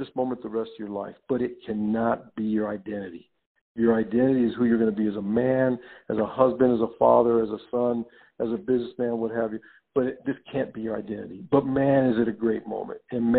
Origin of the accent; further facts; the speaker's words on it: Los Angeles, California, United States; I grew up in Los Angeles